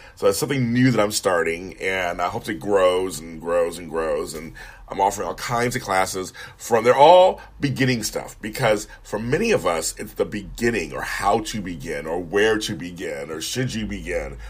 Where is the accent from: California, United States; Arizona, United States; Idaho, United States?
California, United States; Los Angeles; also born or lived in Sacramento; I'm from LA. He got a job up there when I was like 10 or 11